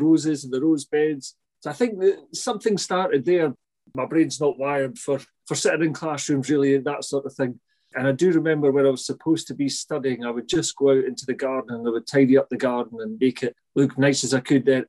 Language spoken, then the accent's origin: English; St Andrews, Scotland, United Kingdom; I'm from St Andrews